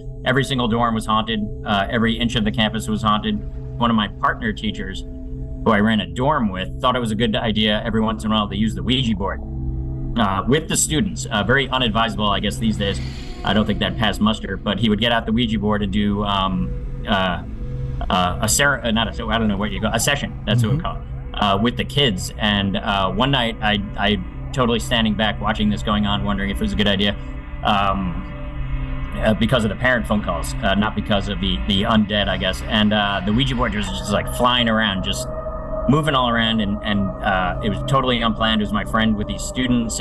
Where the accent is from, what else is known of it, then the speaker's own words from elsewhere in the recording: Long Island, New York, United States; I'm from the New York area out on Long Island. And grew up near the Amityville Horror House. So I was on the north shore